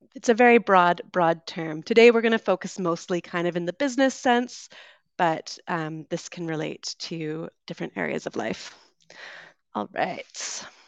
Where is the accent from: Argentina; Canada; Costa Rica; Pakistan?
Canada; West Coast of Canada; accent: Canadian; moved away as an adult; also born or lived in United Kingdom; I am originally from Canada, so you'll be hearing a Canadian accent today. I grew up on the West Coast